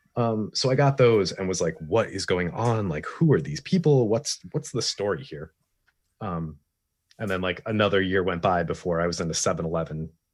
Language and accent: English; East Coast, United States; moved away; I'm originally from the East Coast